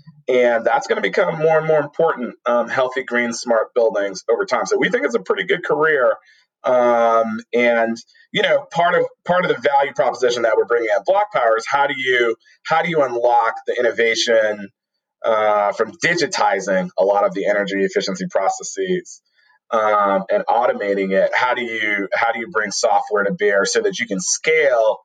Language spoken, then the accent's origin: English; New York City, New York, United States; growing up in Brooklyn